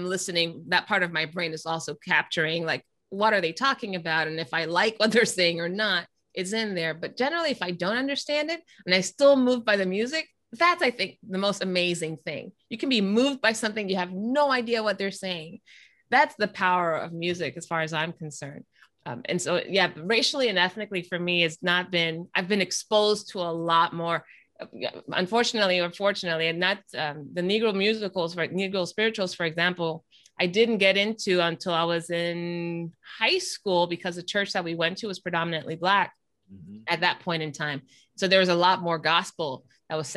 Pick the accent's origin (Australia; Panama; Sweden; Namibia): Panama; moved away; I'm from Panama originally, so the music that we grew up listening to was in another language